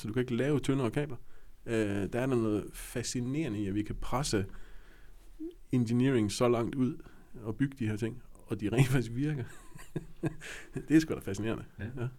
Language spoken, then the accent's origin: Danish; West Jutland, Central Denmark Region, Denmark; Jeg er jo vestjyde